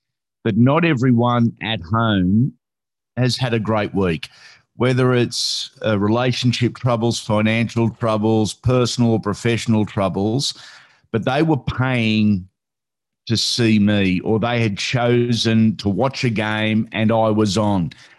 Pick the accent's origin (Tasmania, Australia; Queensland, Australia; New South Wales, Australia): New South Wales, Australia; Sydney; Mate, I was brought up in Western Sydney in the late 70s, early 80s.